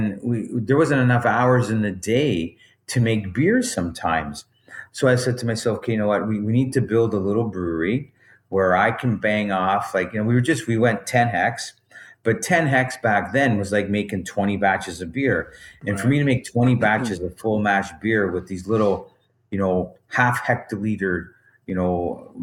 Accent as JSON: {"language": "English", "town": "Bolton", "region": "Ontario", "country": "Canada", "tie": "born or raised there", "said": "I grew up in Bolton, Ontario"}